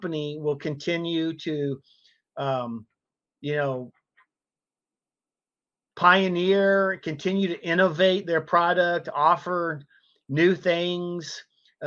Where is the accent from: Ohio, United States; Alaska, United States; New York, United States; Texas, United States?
Texas, United States; San Antonio; Born and raised in Texas